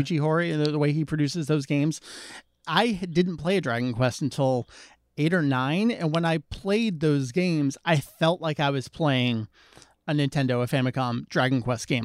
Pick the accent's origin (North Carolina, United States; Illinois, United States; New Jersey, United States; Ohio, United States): New Jersey, United States; I'm from New Jersey